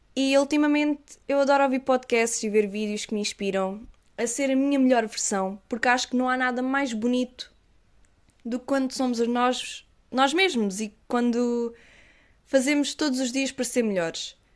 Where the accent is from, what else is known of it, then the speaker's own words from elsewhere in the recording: Algarve, Portugal; sou do Algarve. Se notarem assim algum sotaque, pessoal, é normal, pois as pessoas dizem que tenho imenso